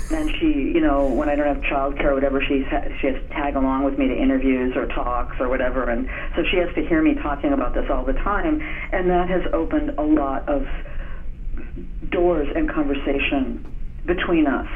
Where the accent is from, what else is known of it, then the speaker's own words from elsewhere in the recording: Minnesota, United States; I'm from Minnesota